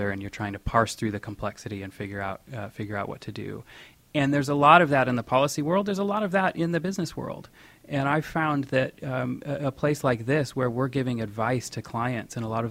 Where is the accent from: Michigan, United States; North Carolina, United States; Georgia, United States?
Michigan, United States; West; moved away as an adult; now in New York City, United States; I grew up in West Michigan